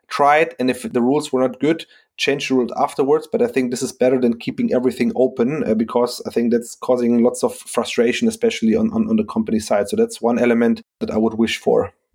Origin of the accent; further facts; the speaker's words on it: Frankfurt, Hesse, Germany; I'm from Frankfurt